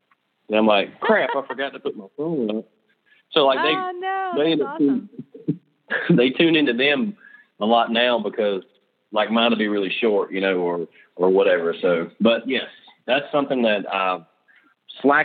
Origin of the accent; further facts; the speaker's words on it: just below Charlotte, South Carolina, United States; I'm from the Charlotte, North Carolina area, actually from South Carolina, but I say Charlotte because it's easier for people that don't know where I'm from. It's just right below Charlotte